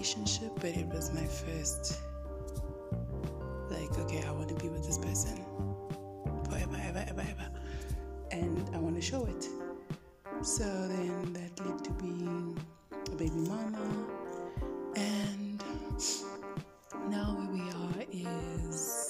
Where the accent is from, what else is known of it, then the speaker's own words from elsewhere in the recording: Johannesburg, Gauteng, South Africa; Joburg born and bred. I've lived in Johannesburg my entire life.